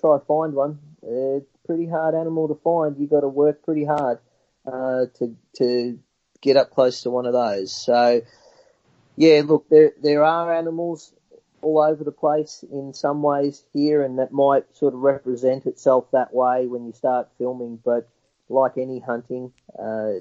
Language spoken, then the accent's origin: English; Australia; I grew up in Samba country, in the high country